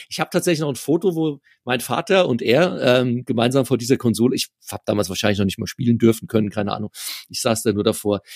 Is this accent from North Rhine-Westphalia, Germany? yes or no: no; near Frankfurt, Hesse, Germany; ich komme aus der Nähe von Frankfurt